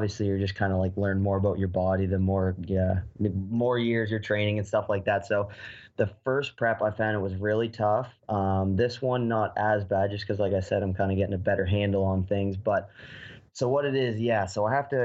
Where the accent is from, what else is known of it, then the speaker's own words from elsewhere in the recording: Halifax, Nova Scotia, Canada; my hometown here where I'm from in Halifax.